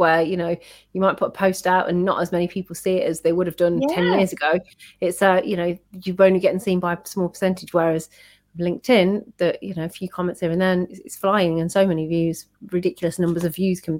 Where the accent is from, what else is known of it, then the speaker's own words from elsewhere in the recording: United Kingdom; We are British as well.